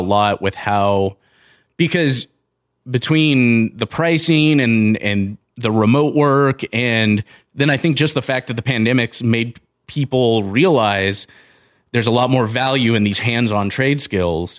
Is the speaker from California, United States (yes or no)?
yes; Southern California, United States; now in Montana, United States; I grew up in Southern California